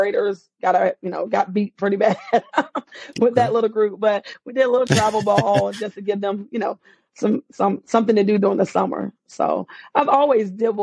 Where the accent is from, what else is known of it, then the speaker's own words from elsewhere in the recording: Apex, North Carolina, United States; moved away as an adult; now in South Carolina, United States; I'm originally from Apex, North Carolina. I've been in South Carolina for probably about 14 years now.